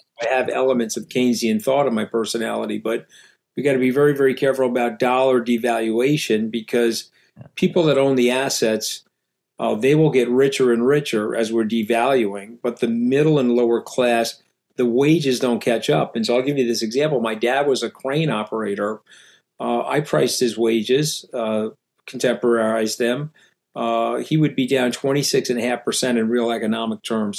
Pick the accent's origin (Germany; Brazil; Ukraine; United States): United States; New York; I'm a New Yorker.